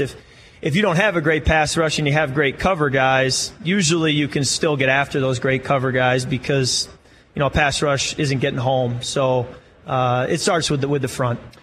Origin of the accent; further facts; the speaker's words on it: Michigan, United States; moved away; my hometown in Michigan.